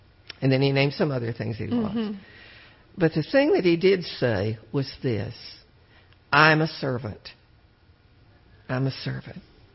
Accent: Texas, United States; we're from Texas

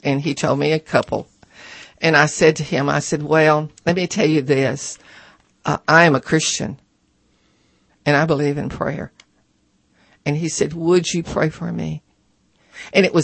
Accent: near Cut and Shoot, Texas, United States; I was born near Cut and Shoot, Texas.

